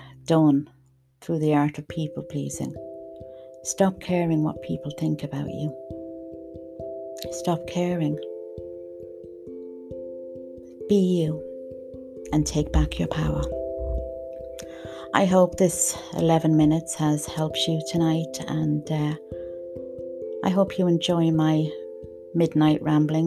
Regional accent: Dublin, Leinster, Ireland; moved away; I'm originally from Dublin

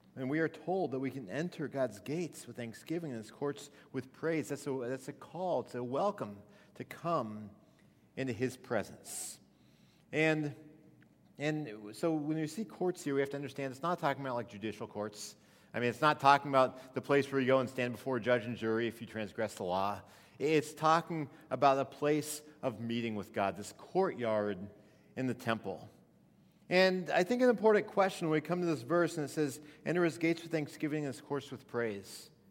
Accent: Missouri, United States; I grew up in Missouri.

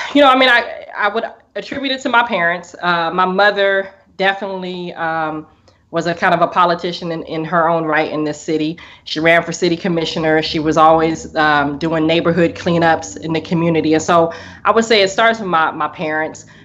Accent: Portland, Oregon, United States; I'm from Portland, Oregon, um, all the way in the Northwest

